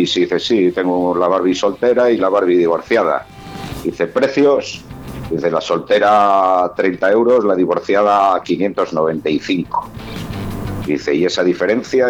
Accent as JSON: {"language": "Spanish", "town": "Valladolid", "region": "Castile and León", "country": "Spain", "said": "los que somos vallisoletanos, pucelanos o, bueno, y alrededores"}